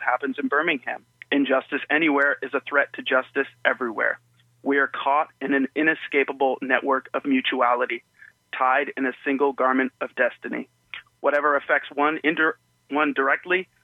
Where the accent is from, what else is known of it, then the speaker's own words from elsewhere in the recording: Toronto, Ontario, Canada; now in Hamilton, Canada; I was born in Toronto